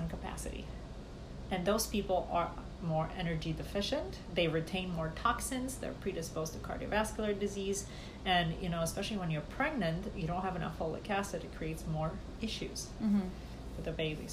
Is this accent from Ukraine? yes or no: no; Romania; moved away; growing up in Romania